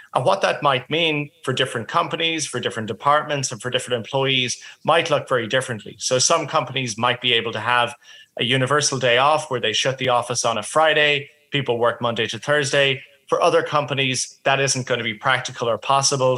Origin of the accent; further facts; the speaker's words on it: Ireland; now in Australia; I'm originally from Ireland